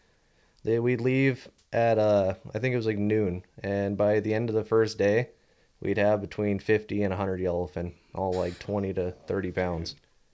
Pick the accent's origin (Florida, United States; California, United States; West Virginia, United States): California, United States; Redondo Beach; Yeah, we're all from Redondo area.